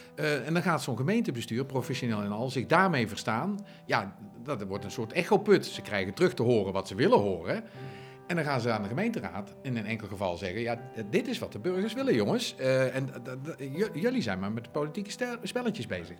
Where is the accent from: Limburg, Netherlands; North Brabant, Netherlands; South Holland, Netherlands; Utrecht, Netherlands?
North Brabant, Netherlands; Zundert; in Zunder, de gemeente waar ik vandaan kom.